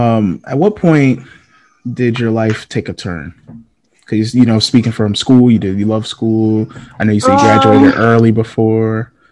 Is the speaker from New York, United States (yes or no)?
no; Waterbury, Connecticut, United States; I come from a small city myself, but it's kind of, well, I come from Connecticut.